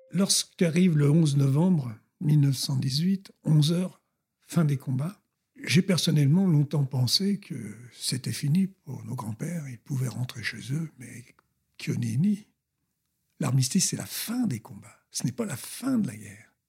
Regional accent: Colombes, Île-de-France, France; also born or lived in Brittany; je suis d'origine bretonne et je suis né à Colombes, rue François Faber

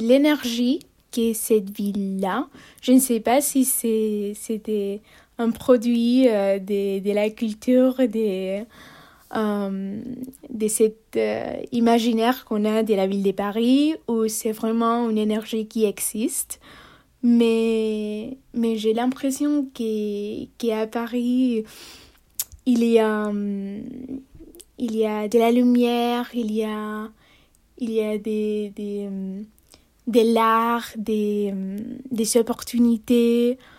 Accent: Barcelona, Catalonia, Spain; French is a second language; moved away as an adult; chez moi à Barcelone

